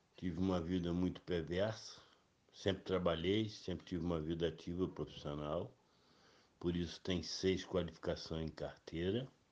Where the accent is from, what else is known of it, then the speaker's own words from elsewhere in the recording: Petrópolis, Rio de Janeiro, Brazil; no bairro onde eu cresci, Vale do Cuiabá, lá na Fazenda São José, onde passei boa parte da minha infância lá